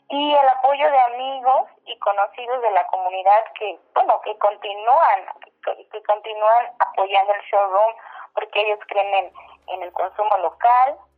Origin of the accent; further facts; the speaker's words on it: Oaxaca, Mexico; Yo soy de, como lo, de, en donde yo abrí el showroom, en está el showroom que es la comunidad de Oaxaca de León, ubicada en la región mixteca de Oaxaca.